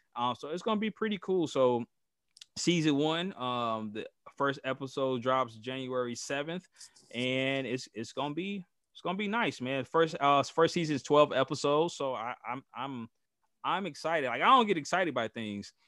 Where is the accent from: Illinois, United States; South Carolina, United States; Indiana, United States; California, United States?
Indiana, United States; Gary; I'm from Gary, Indiana. I was raised on the west side in what people call bottom side